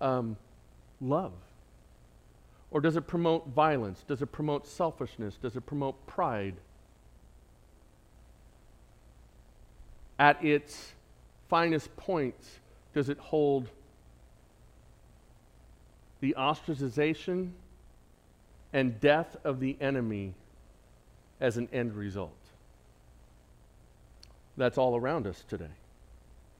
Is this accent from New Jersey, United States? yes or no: no; San Diego, California, United States; accent: San Diego; my San Diego accent